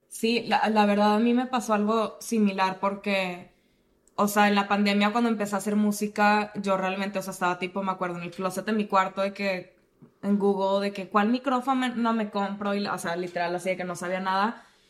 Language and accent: Spanish; Monterrey, Nuevo León, Mexico; yo que crecí en Monterrey